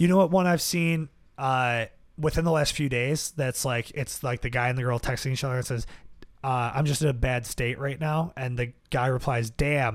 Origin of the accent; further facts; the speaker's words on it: Buffalo, New York, United States; I grew up in South Buffalo.